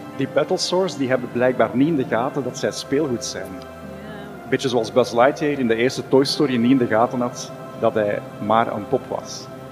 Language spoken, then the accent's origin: Dutch; Flanders, Belgium; wij hier in Vlaanderen